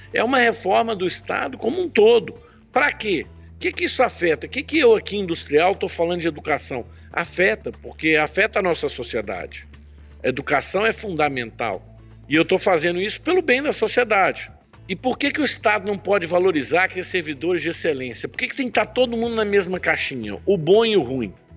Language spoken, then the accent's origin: Portuguese; Belo Horizonte, Minas Gerais, Brazil; also born or lived in Australia; now in Nova Lima, Brazil; Eu sou de Belo Horizonte, a nossa indústria no Barreiro. Atualmente eu moro em Nova Lima, mas nasci aqui em Belo Horizonte